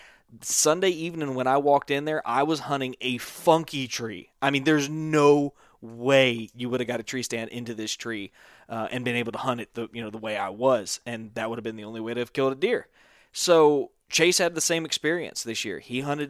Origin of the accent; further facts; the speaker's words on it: Panhandle of Florida, United States; I am from the Panhandle of Florida